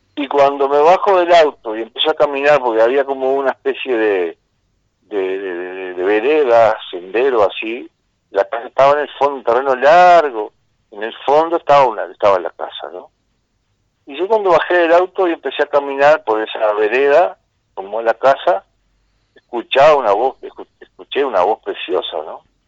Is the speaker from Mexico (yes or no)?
no; Rocha, Uruguay; yo soy acá de Rocha